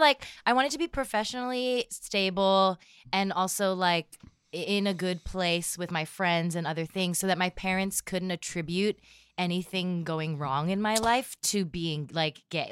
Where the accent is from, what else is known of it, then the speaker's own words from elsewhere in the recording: Erie, Pennsylvania, United States; also born or lived in Philadelphia, Pennsylvania; I, um, grew up outside of Philadelphia and then moved to Erie, Pennsylvania.